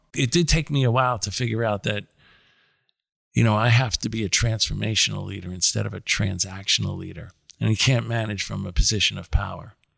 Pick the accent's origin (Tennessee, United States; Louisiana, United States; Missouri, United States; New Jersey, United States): New Jersey, United States; also born or lived in New York City; I grew up in New York City until I was about ten, and then I grew up in New Jersey. So I did all my high s, junior high and high school years in, in New Jersey